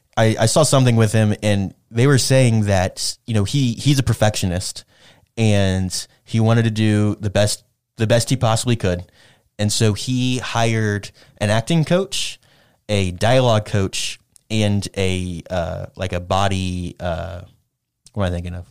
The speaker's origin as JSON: {"language": "English", "country": "United States", "said": "I'm, I'm an American"}